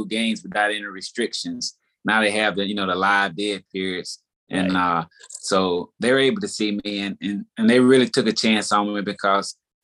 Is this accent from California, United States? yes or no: no; Daphne, Alabama, United States; also born or lived in Fairhope, Alabama; now, of course, I'm from Daphne, but back then we didn't have Daphne High School. I graduated in 1988